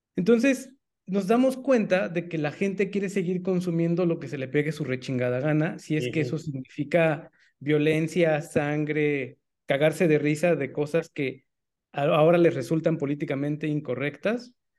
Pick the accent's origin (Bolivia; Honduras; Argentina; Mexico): Mexico; como mexicanos